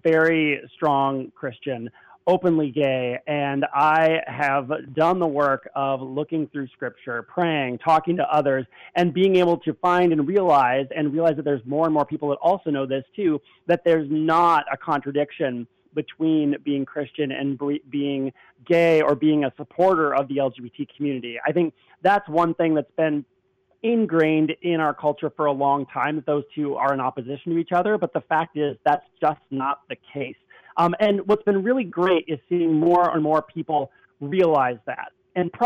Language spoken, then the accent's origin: English; Minnesota, United States; moved away; I'm originally from Minnesota